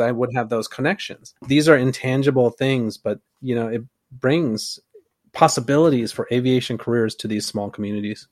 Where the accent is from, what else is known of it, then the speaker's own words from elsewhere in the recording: Concord, California, United States; I grew up in Concord, California